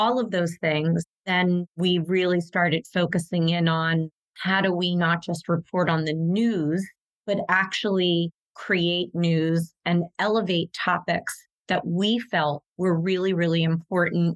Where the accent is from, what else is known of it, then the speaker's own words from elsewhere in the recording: Philadelphia, Pennsylvania, United States; my hometown of Philadelphia